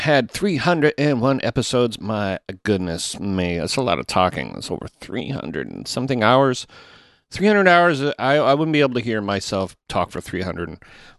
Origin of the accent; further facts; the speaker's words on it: Toronto, Ontario, Canada; I'm from Toronto